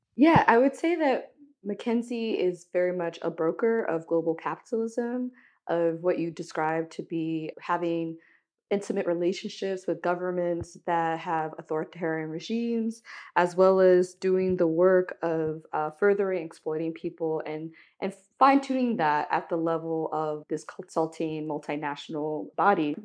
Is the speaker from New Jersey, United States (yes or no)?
no; Miami, Florida, United States; growing up in Miami